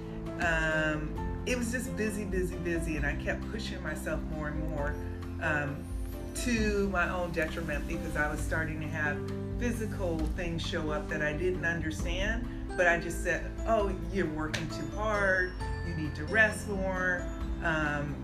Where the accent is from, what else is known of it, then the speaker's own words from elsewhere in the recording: San Francisco, California, United States; I was born and raised in San Francisco